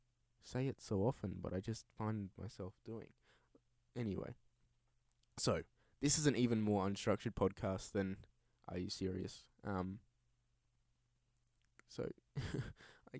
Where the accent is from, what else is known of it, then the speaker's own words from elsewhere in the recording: Perth, Western Australia, Australia; I am originally from Perth in Western Australia. I still live here.